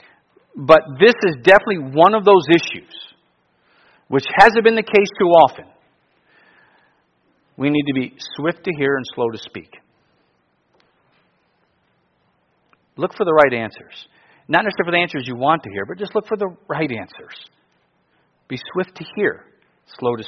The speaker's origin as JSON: {"language": "English", "region": "Alaska", "country": "United States", "said": "I'm from Alaska"}